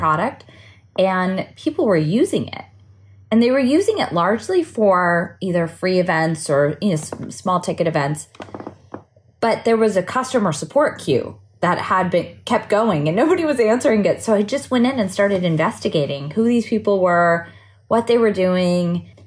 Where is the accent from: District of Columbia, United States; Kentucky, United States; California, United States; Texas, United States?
California, United States; Santa Cruz; I grew up near Silicon Valley in a small beach town called Santa Cruz